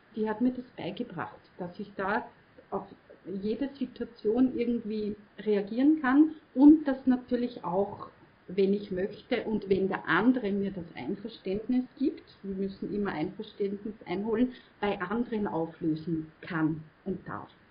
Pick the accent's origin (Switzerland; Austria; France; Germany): Austria; Mostviertel, Lower Austria; bei uns im Mostviertel